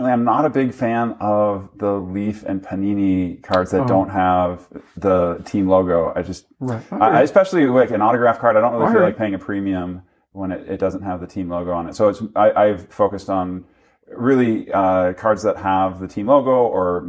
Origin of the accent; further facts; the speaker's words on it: Minnesota, United States; I grew up in Minnesota